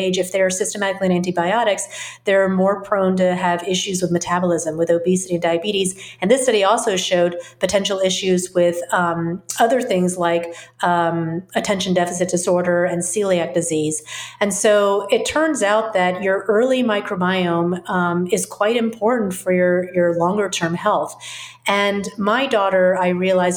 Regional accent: the South, United States; I grew up in the South, where there's also a lot of fermented foods because of the heat

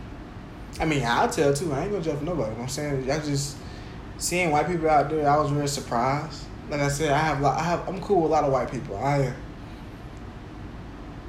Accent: Jacksonville, Florida, United States; when I was growing up in Jacksonville, going to the mall, the Orange Park Mall, Regency Mall

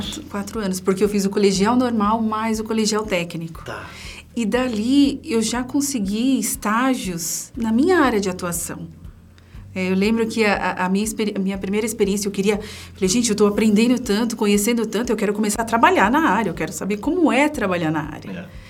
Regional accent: São Paulo, Brazil; eu sou de São Paulo, né? Eu passei toda a minha infância, adolescência na Zona Leste de São Paulo

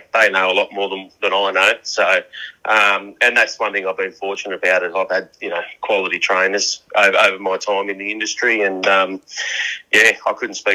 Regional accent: New South Wales, Australia; it's just my home state, and that's when I remember going camping with my family when I was a young kid

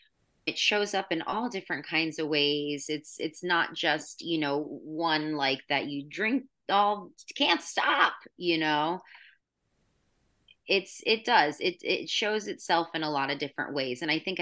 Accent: New York, United States; So I come from New York and I was just like, screw you, I don't want

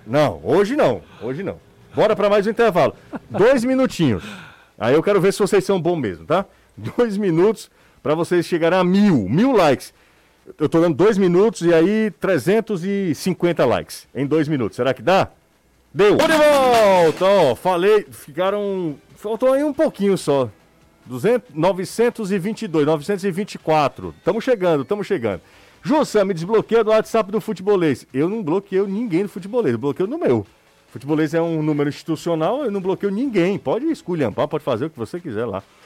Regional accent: Aracati, Ceará, Brazil; eu vim de Aracati

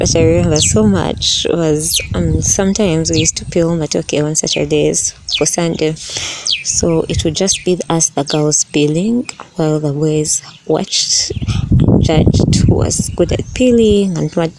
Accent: Uganda; Growing up in Uganda

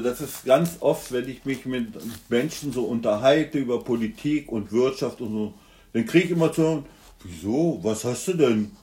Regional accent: Germany; bei uns in Deutschland

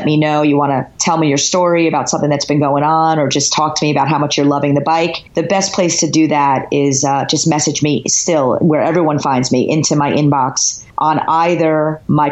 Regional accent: New Jersey, United States; I am from Jersey. Yeah. I am proud, born and bred Jersey girl.

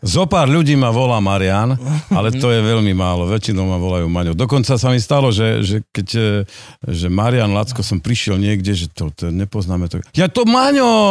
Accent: Rimavská Sobota, Banská Bystrica Region, Slovakia; Dokonca som rodák z Rimavskej soboty a, a celý život, okrem 5 rokov v Bystrici, keď som študoval, tak eh, som, som v Rimavskej sobote

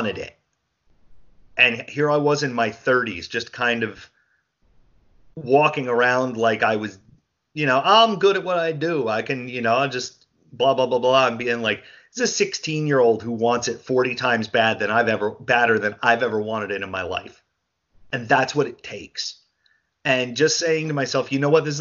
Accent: New Jersey, United States; I'm a dude from New Jersey

